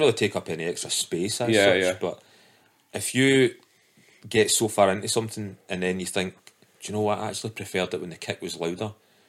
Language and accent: English; Scotland, United Kingdom; to get a tune played on the GBX is a bit of clout amongst your mates, particularly being Scottish